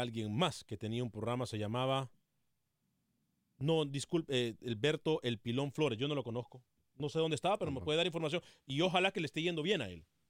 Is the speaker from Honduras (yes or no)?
yes; Honduras; now in United States; con mucho orgullo soy hondureño